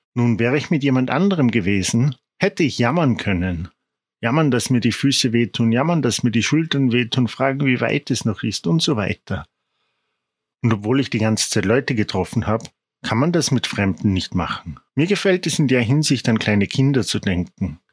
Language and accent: German; Salzburg, Austria; Ich komme aus Salzburg